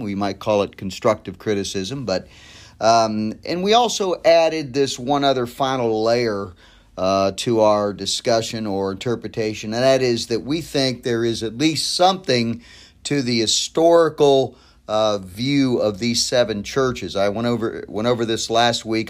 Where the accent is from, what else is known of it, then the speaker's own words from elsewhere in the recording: United States; as an American Christian, as an American pastor